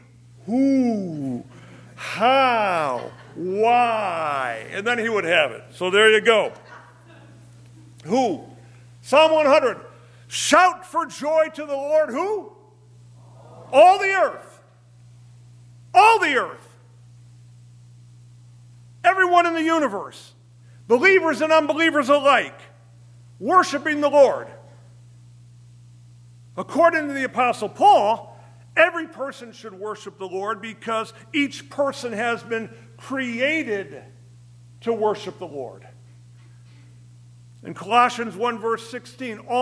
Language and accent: English; Berwyn, Illinois, United States; I was raised in the Ebenezer Christian Reformed Church in Berwyn, old Dutchman